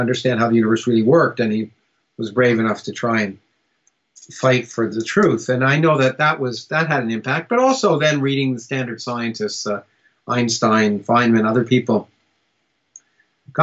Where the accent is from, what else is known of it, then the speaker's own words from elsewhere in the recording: Canada; also born or lived in United States; I was born in the United States, but I grew up in Canada.